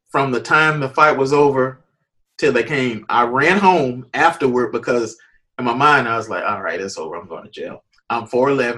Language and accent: English; Jacksonville, Florida, United States; moved away as an adult; also born or lived in Nashville; born, raised Jacksonville. Um, saved in Jacksonville, high school, middle school, everything.